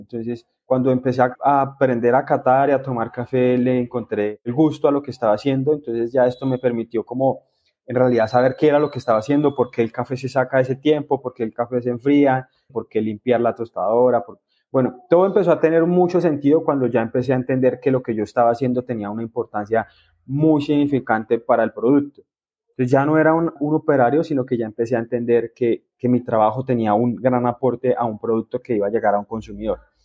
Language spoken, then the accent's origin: Spanish; El Espinal, Tolima, Colombia; now in Huila, Colombia; Yo soy del Espinal Tolima